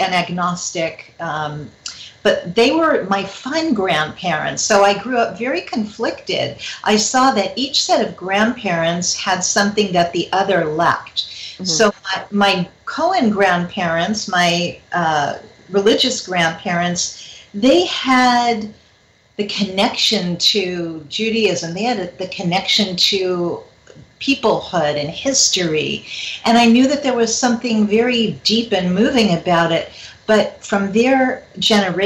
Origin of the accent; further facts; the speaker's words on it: Los Angeles, California, United States; I grew up in the San Fernando Valley